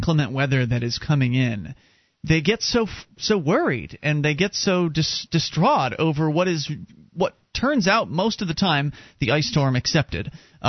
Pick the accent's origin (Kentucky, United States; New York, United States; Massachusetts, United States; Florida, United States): Florida, United States; moved away as an adult; now in New Hampshire, United States; I was born and raised down in Florida